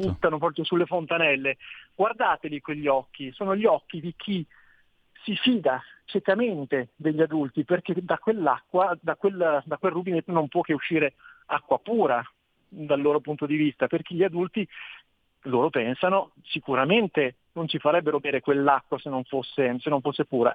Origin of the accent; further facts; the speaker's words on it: Trento, Trentino-Alto Adige, Italy; io sono di Trento